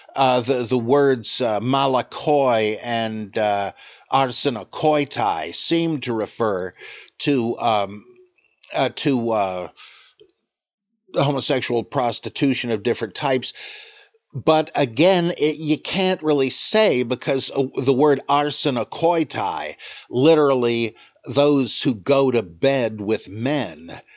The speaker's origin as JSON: {"language": "English", "country": "United States", "said": "I'm an American."}